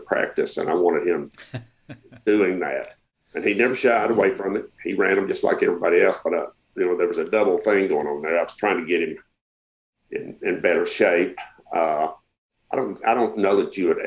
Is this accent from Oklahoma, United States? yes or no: no; Arkansas, United States